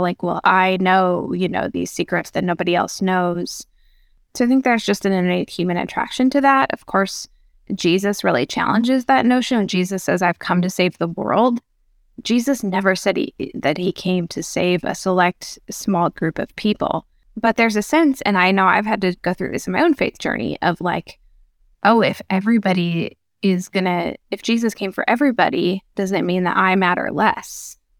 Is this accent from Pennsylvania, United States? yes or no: no; Minnesota, United States; I grew up, uh, in Minnesota